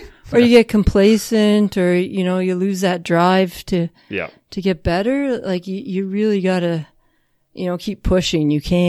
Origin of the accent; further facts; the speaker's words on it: London, Ontario, Canada; moved away; I'm from London, which isn't a firefighting place.